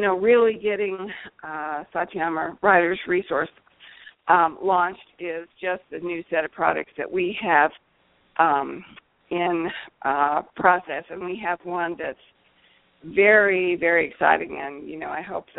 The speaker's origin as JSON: {"language": "English", "country": "United States", "tie": "born or raised there", "also_born_or_lived": "Texas / Central Missouri", "said": "I grew up in Texas and Central Missouri"}